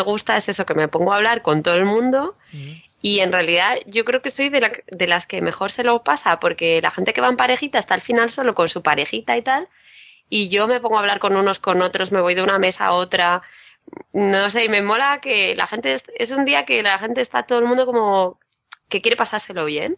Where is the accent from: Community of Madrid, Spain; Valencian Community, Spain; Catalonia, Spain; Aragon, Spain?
Community of Madrid, Spain; Madrid; yo de Madrid